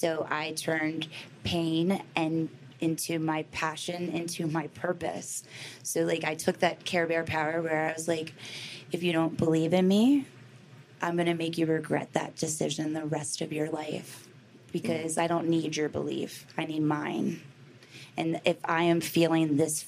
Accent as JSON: {"language": "English", "town": "Baltimore", "region": "Maryland", "country": "United States", "tie": "born or raised there", "said": "I grew up in Baltimore City."}